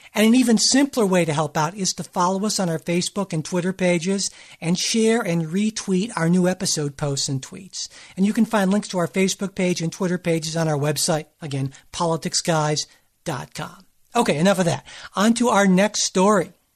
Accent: Cleveland, Ohio, United States; my hometown team, the Cleveland Cavaliers

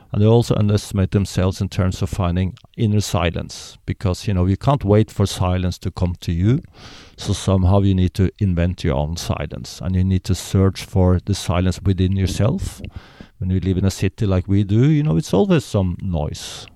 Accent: Norway; I'm born in Norway, which is a very privileged so, society.

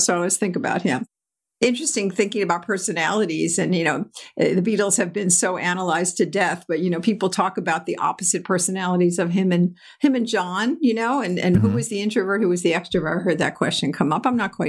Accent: New York, United States; We were vacationing out on Eastern Long Island where I grew up on in the New York area.

